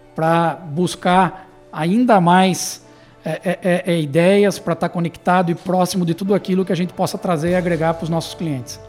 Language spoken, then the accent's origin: Portuguese; Tatuí, São Paulo, Brazil; nós somos de Tatuí, né? nossa, nossa, nossa origem é de Tatuí, então Sim. somos nascidos aqui